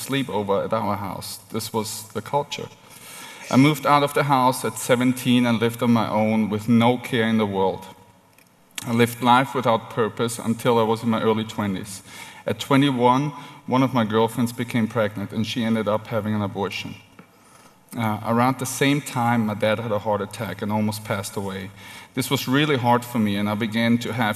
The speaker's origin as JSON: {"language": "English", "region": "Vienna", "country": "Austria", "tie": "born or raised there", "moved": "yes", "said": "I was born and raised in Vienna, Austria. That's where the weird accent comes from"}